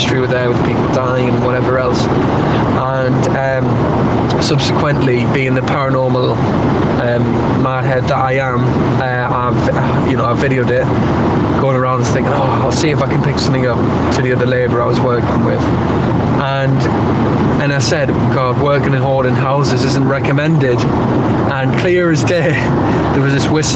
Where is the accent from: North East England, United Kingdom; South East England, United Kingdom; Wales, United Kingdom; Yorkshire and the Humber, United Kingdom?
North East England, United Kingdom; Newcastle upon Tyne; moved away as an adult; now in London, United Kingdom; I currently now live and work in London. However, I am from the glorious northeast of England, that is Newcastle.